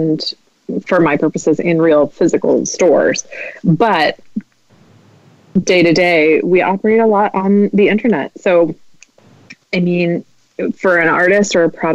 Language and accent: English; Midwest, United States; I'm Midwestern